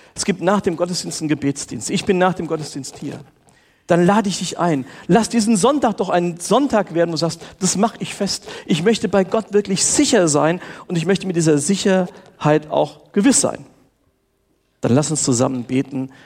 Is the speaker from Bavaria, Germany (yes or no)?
no; Steinperf, Hesse, Germany; ich bin in der FEG Steinperf aufgewachsen